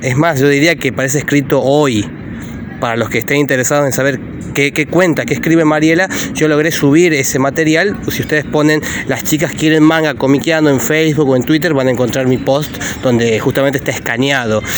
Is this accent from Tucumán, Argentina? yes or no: yes; Tucumán, Argentina; moved away as an adult; now in Buenos Aires, Argentina; yo que soy de Tucumán y yo que viví en esa época en Tucumán, que vine mucho más grande a Buenos Aires